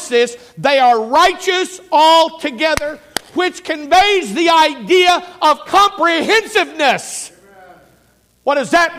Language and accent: English; United States; I'm an American